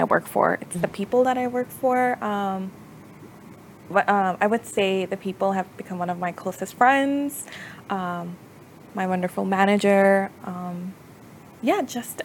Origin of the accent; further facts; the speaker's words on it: Texas, United States; also born or lived in Pakistan; I was born in Pakistan and I moved here about when I was 8 or 9. Went to high school here, graduated from UT Dallas